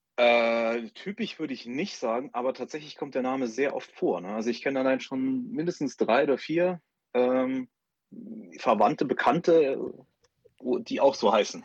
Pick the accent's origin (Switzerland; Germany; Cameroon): Germany; Saarbrücken, Saarland; ich bin äh, in, in Saarbrücken geboren und ähm, ich bin mal weggezogen, aber bin dann wieder hergekommen